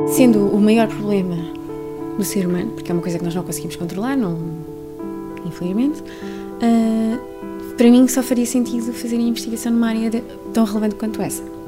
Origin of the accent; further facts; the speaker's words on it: Trancoso, Guarda, Portugal; moved away as an adult; also born or lived in Viseu / Lisbon; now in Baltimore, United States; nasci em Viseu, cresci em Trancoso, estudei em Lisboa, e vivo em Baltimore